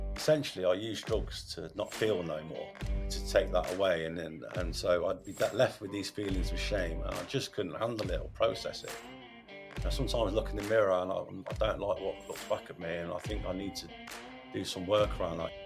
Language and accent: English; Radford, United Kingdom; I was I was brought up in Radford, and I went to St Augustine's